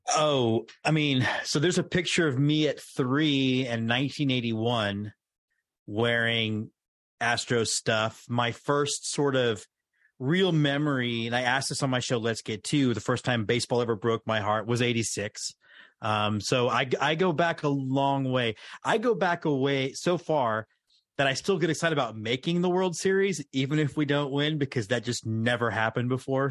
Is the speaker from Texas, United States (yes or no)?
yes; Houston, Texas, United States; moved away as an adult; now in Austin, United States; I grew up in Houston, but lived in Austin after going to U T